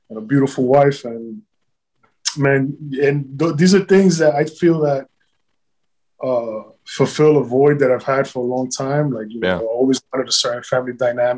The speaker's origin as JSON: {"language": "English", "town": "New York City", "region": "New York", "country": "United States", "tie": "born or raised there", "moved": "yes", "lives_now": "Miami, United States", "said": "I grew up in the South Bronx"}